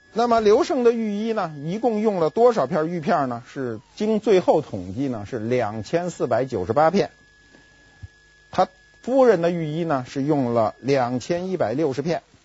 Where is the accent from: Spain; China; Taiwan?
China; Beijing; accent: Beijing dialect; 我们北京话叫知了